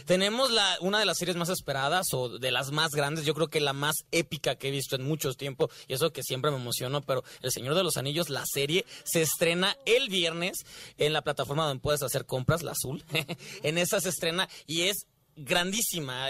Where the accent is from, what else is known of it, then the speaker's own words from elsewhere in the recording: Guadalajara, Jalisco, Mexico; Yo soy porque tapatío